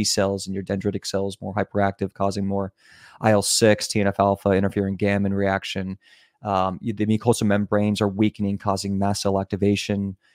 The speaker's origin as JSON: {"language": "English", "region": "Virginia", "country": "United States", "tie": "born or raised there", "also_born_or_lived": "California / New York / Miami / Germany", "moved": "yes", "said": "I was raised in Virginia, in the middle of nowhere"}